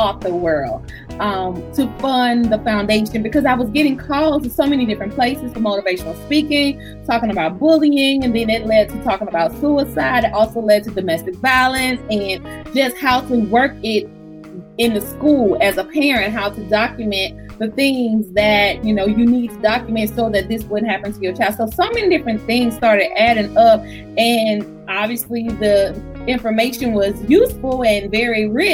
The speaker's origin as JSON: {"language": "English", "region": "Alabama", "country": "United States", "moved": "yes", "lives_now": "Georgia, United States", "said": "But we are from Alabama in a small town, so everybody knew everybody."}